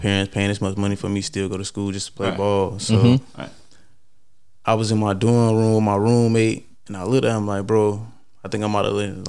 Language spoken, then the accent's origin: English; Los Angeles, California, United States; So I came from South Central